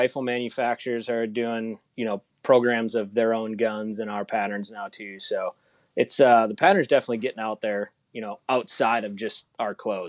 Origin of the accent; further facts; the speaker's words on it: Fox Cities, Wisconsin, United States; also born or lived in La Crosse, Wisconsin; So I grew up in Wisconsin, kind of I grew up in the Fox City, so just a little bit south of Green Bay, and then spent 6 years in undergrad and grad school on the western part of the state. Went to UW La Crosse